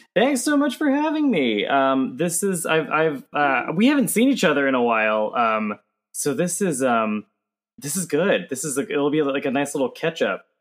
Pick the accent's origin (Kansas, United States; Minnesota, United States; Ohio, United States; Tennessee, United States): Tennessee, United States; Johnson City; moved away; I grew up in East Tennessee